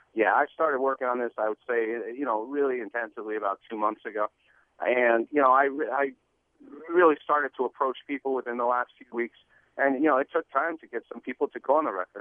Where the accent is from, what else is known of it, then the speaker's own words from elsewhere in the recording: Montreal, Quebec, Canada; now in Seattle, United States; growing up in Montreal